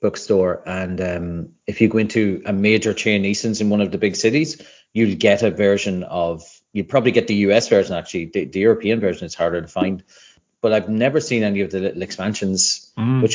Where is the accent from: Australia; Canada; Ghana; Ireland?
Ireland; I grew up in Ireland where there isn't much of a board game scene